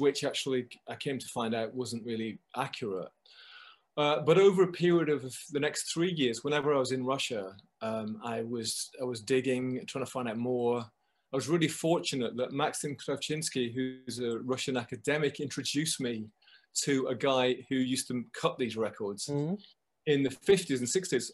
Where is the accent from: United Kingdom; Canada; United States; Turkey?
United Kingdom; just outside Manchester, Lancashire, North West England; now in London, United Kingdom; I come from the north of England. I come from um, just outside Manchester, sort of um, uh, in Lancashire.